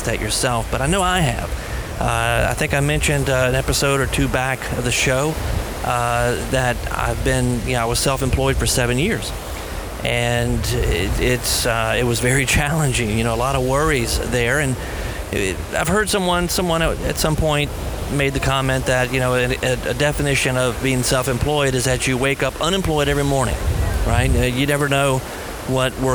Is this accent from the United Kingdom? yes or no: no; United States; maybe it's part of being an American. I think we have a certain mentality here in America